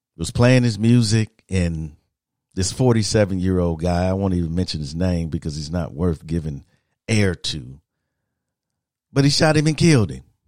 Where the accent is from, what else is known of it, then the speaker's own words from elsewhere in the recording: Midwest, United States; moved away; I'm from the Midwest